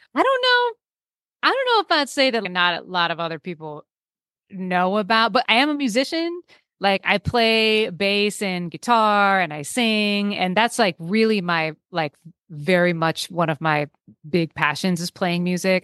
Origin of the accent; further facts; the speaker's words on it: Bay Area, California, United States; I grew up in the Bay Area. I live in the Bay Area now.